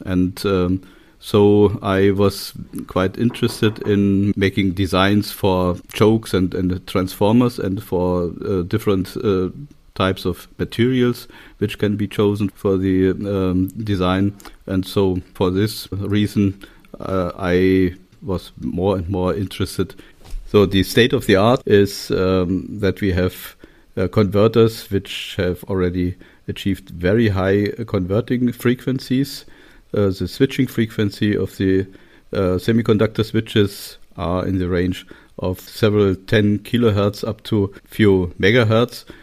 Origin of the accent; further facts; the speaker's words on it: Torgau, Saxony, Germany; English is a second language; moved away; also born or lived in Magdeburg / Göttingen / Kassel; I was born in Torgau, that's in Saxonia, in the eastern part of Germany